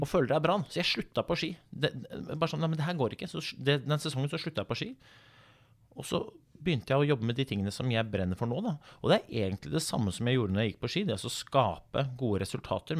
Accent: Oslo, Norway; jeg kommer fra Groruddalen, eh, ja. født og oppvokst i Oslo

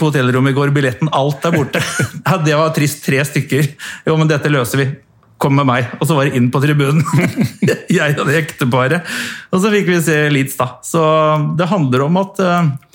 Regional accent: Norway; jeg er fra Norge

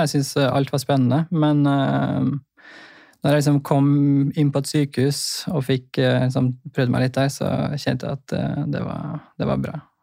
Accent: Trondheim, Trøndelag, Norway; also born or lived in Bøler, Oslo; now in Oslo, Norway; Kommer fra Trondheim

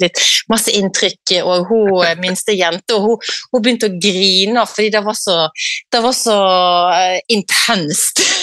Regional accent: Norway; hjemme i Norge

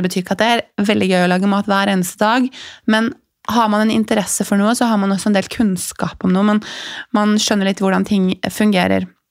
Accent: Larvik, Vestfold, Norway; Jeg vokste opp i, i Larvik

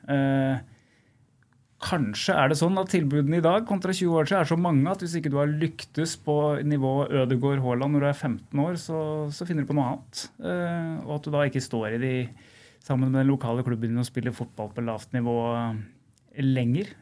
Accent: Kongsvinger, Innlandet, Norway; Jeg er jo Kongsvinger-gutt. Jeg er født på Kongsvinger, jeg har bodd på Kongsvinger hele livet

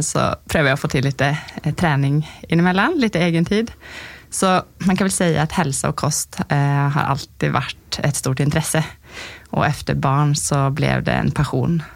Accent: Sweden; now in Lierskogen, Norway; jag är svensk som du kan höra.

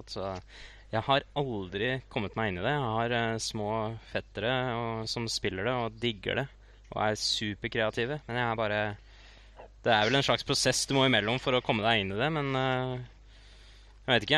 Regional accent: Oslo, Norway; Jeg er fra, jeg er fra Grünerløkka, vet du.

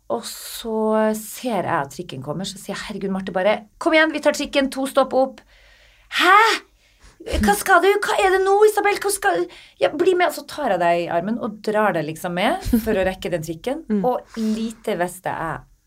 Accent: Northern Norway, Norway; Jeg er fra Nord-Norge

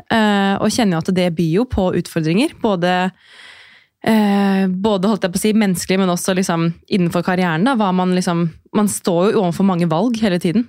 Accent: Drammen, Buskerud, Norway; moved away as an adult; now in Oslo, Norway; Jeg er fra Drammen eh, og har bodd i Oslo snart i ti år.

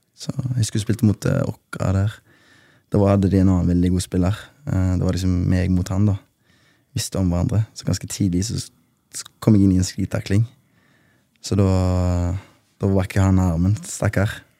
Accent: Haugesund, Rogaland, Norway; jeg er fra Bleikmyr. Uh, Gettoen i Haugesund, som vi kaller det

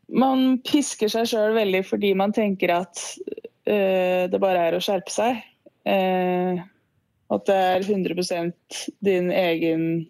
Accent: Lillehammer, Innlandet, Norway; moved away as an adult; also born or lived in Ås; egentlig fra Ås, men jeg flytta til Lillehammer da jeg begynte i fjerde klasse på barneskolen

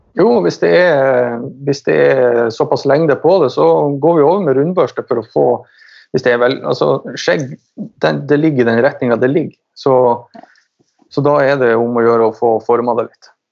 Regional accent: Finnsnes, Troms, Norway; moved away; also born or lived in Tønsberg; jeg er fra Nord-Norge. Troms. Eh, Finnsnes

